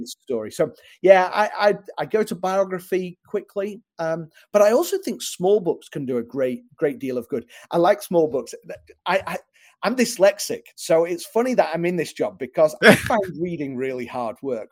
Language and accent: English; England, United Kingdom; moved away as an adult; now in Chicago, United States; I'm from England originally, but I live in uh, in Chicago now.